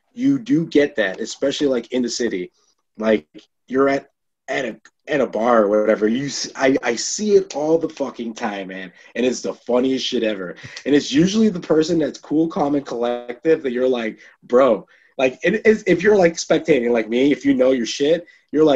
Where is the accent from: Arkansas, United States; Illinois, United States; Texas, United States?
Illinois, United States; Chicago; now in Northwest Indiana, United States; I was born in Chicago, then we like lived in the South Side for a little bit growing up, and then we moved to Indiana